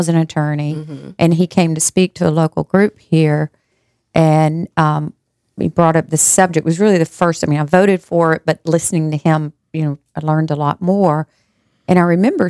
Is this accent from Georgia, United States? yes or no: yes; Macon, Georgia, United States; also born or lived in Albany, Georgia; I grew up in Macon, Georgia, but I raised my children in Albany, Georgia.